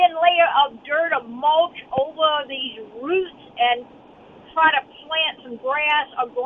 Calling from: Natchez, Mississippi, United States; Hey, I'm from Natchez.

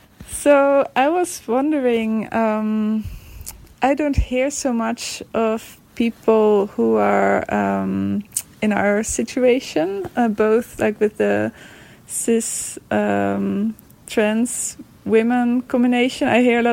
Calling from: Netherlands; I'm calling in from the Netherlands.

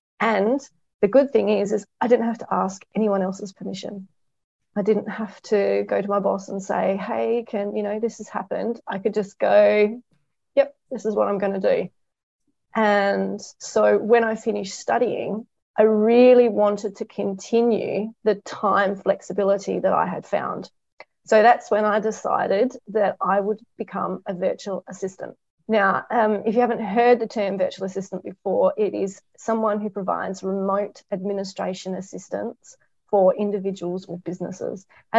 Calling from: Bordertown, South Australia, Australia; I'm joining from a small country town called Bordertown in South Australia. And as the name suggests, we are close to the South Australian and Victorian border.

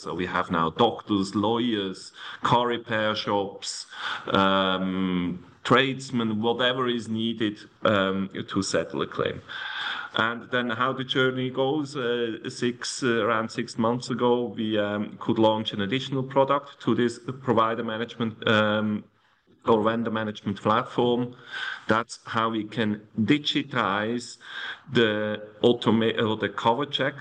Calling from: Zug, Switzerland; I'm actually calling from Switzerland, from Zug, a very small town close to uh, Zurich.

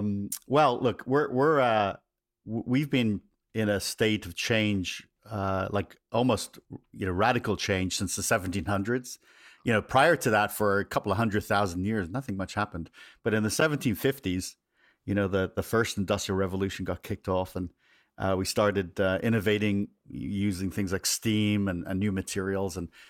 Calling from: California, United States; I am just a little south of San Francisco here in Northern California.

